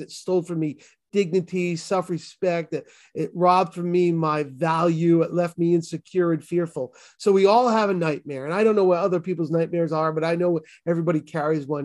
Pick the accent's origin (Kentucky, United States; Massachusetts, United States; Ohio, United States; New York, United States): Massachusetts, United States; Boston; accent: Boston; my Boston accent